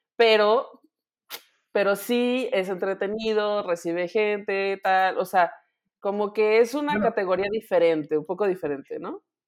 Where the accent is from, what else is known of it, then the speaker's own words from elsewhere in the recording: Guanajuato, Mexico; noticias de mi tierra